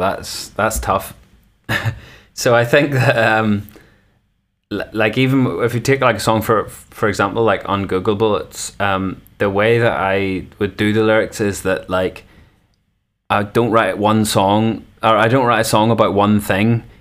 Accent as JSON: {"language": "English", "area": "North Coast", "region": "Northern Ireland", "country": "United Kingdom", "moved": "yes", "lives_now": "Belfast, United Kingdom", "said": "the homeland, the North Coast for life."}